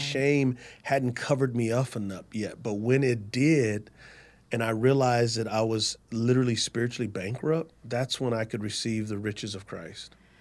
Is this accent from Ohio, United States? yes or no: no; San Antonio, Texas, United States; moved away as an adult; So I'm from San Antonio, Texas